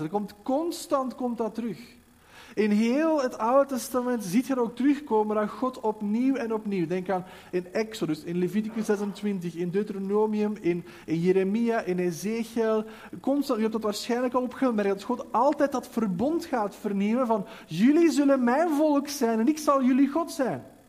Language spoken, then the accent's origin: Dutch; Belgium; wij als België